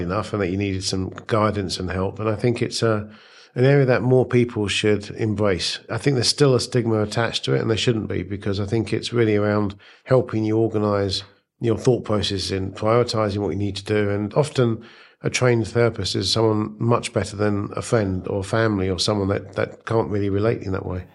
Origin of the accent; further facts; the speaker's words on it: United Kingdom; also born or lived in India; now in United States; moved to the U K when I was nine months old, so it, it doesn't really count. And, uh, so brought up in the U K.